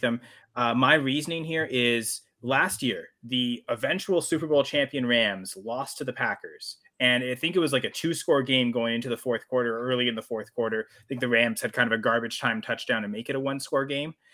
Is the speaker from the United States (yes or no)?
no; Canada; I'm Canadian